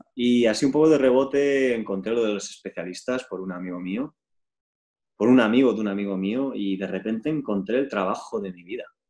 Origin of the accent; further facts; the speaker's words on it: Spain; yo también soy español, ¿sabes? Soy español, soy europeo